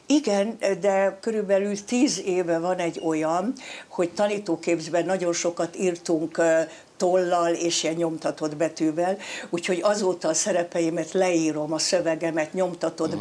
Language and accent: Hungarian; Eger, Heves, Hungary; born or raised there; moved away